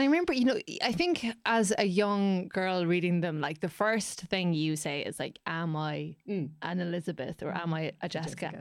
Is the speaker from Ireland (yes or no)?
yes; Ireland; as Irish people